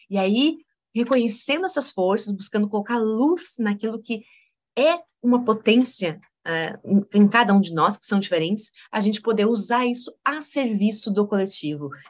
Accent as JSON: {"language": "Portuguese", "region": "Rio Grande do Sul", "country": "Brazil", "tie": "born there", "also_born_or_lived": "Maranhão / Bahia / Rio de Janeiro", "lives_now": "Santa Catarina, Brazil", "said": "Nasci no Rio Grande do Sul, morei no Maranhão, morei na Bahia, morei no Rio de Janeiro, agora moro em Santa Catarina e Daqui a pouco tempo estarei morando em São Paulo"}